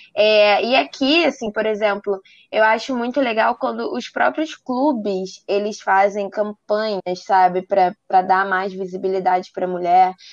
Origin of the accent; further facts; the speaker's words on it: Rio de Janeiro, Brazil; Sou aqui do Rio de Janeiro